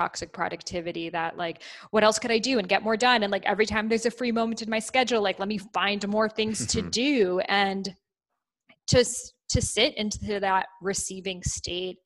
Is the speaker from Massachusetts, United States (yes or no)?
yes; Boston, Massachusetts, United States; as a child, I grew up in Boston, you know, by Salem, Massachusetts